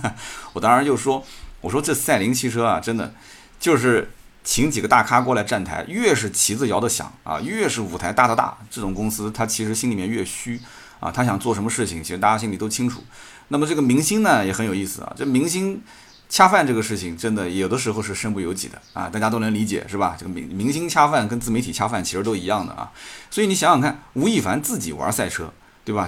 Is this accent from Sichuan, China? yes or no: no; Jiangsu, China; 作为一个江苏人也挺自豪